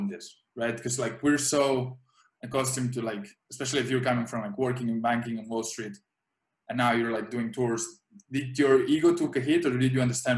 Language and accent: English; Spain; moved away as an adult; also born or lived in United States; I was born in the States, but I was raised here until I was 17. And then I moved to America to play college basketball.